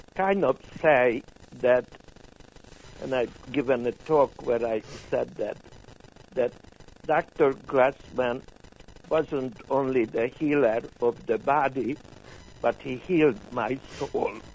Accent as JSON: {"language": "English", "region": "Budapest", "country": "Hungary", "tie": "born or raised there", "second_language": "English", "moved": "as an adult", "lives_now": "United States", "said": "I was born in 1936 in Budapest"}